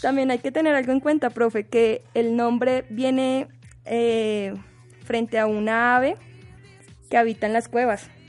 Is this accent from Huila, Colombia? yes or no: yes; Huila, Colombia; el departamento de donde soy, del Huila